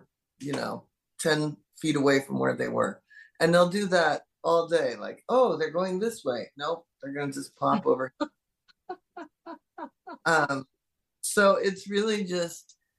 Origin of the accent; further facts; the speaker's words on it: Seattle, Washington, United States; moved away; growing up in Seattle